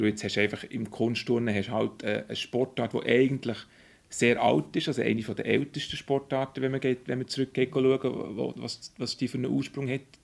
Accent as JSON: {"language": "German", "town": "Burgdorf", "region": "Bern", "country": "Switzerland", "tie": "born or raised there", "also_born_or_lived": "Zurich", "said": "wo ich aufgewachsen in Burgdorf"}